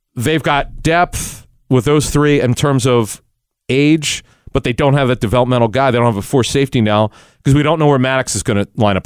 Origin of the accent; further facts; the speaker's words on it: Philadelphia, Pennsylvania, United States; growing up in Philly, in the Cheltenham area